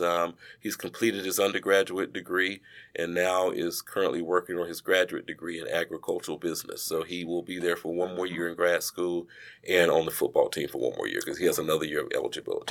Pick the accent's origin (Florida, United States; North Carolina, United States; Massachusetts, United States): North Carolina, United States; Charlotte; moved away as an adult; now in Greensboro, United States; I am originally from Charlotte, North Carolina